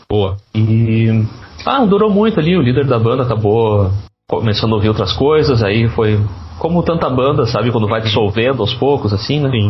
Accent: Novo Hamburgo, Rio Grande do Sul, Brazil; Isso, isso. Sou de Novo Hamburgo, exatamente.

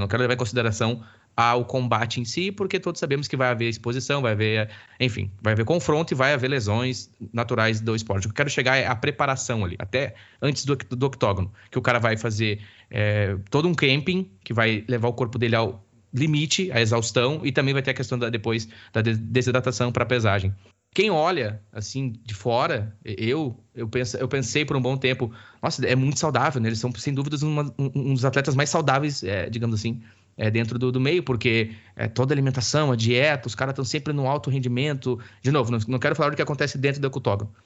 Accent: Campo Bom, Rio Grande do Sul, Brazil; accent: gaúcho; moved away; also born or lived in Dublin; eu sou do Vale dos Sinos, um salve aí, pessoal, sou campo bonense

